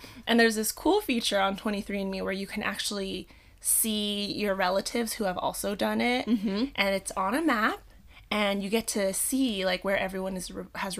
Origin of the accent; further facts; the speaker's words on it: Central Luzon, Philippines; born there; I'm just like, I was born in Zambales. And specifically, looking up stuff about people from Zambales, you don't find a lot.